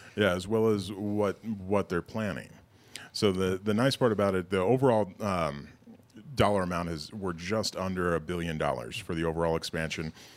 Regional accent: Loveland, Colorado, United States; I was born and raised in Loveland

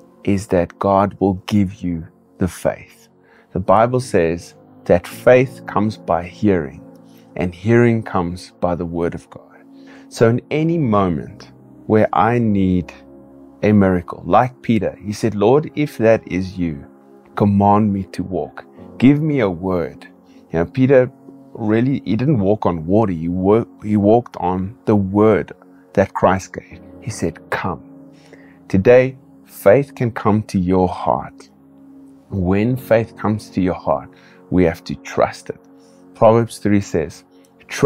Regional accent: Kimberley, Northern Cape, South Africa; I also pastor a church here in my hometown, Kimberley

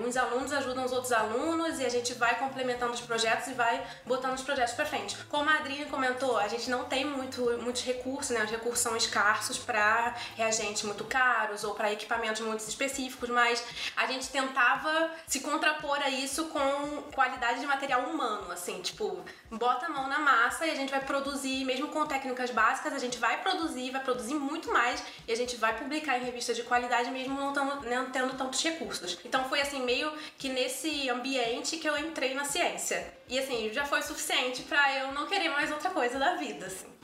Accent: Rio de Janeiro, Brazil; moved away as an adult; now in Toronto, Canada; eu sou carioca, é, nascida e criada em Madureira, no, no subúrbio do Rio

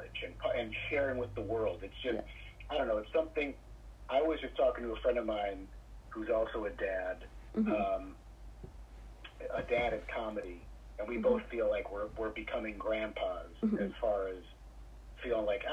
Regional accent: Michigan, United States; now in New York, United States; I'm from Michigan originally, but I've lived in New York almost as long as I lived in Michigan

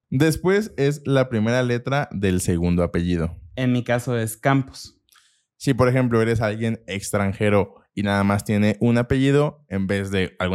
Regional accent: Mexico City, Mexico; Nací en el Distrito Federal.

